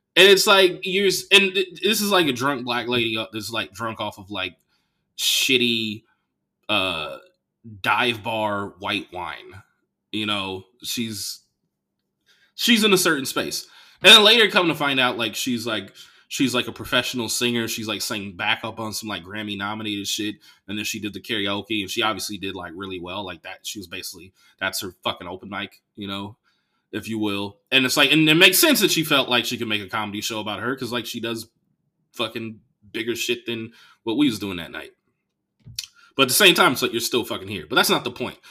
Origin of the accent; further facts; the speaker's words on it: Bay Area, California, United States; I'm from the Bay Area